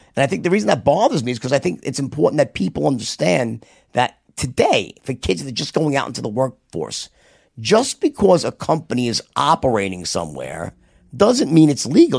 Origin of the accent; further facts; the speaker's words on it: New York, United States; accent: New York; me with my New York accent